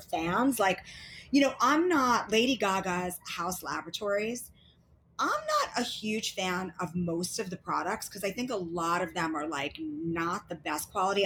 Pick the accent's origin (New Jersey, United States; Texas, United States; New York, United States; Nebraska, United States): New York, United States; New York City; I'm from Queens. We're both outer borough girls.